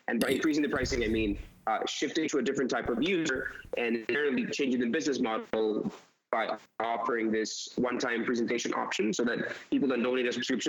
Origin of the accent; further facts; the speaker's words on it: Costa Rica; also born or lived in New York City; I'm originally from Costa Rica